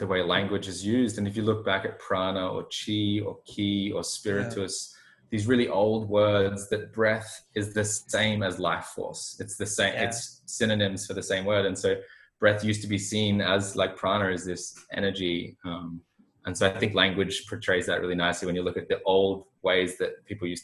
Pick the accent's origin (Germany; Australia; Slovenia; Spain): Australia; I'm from Australia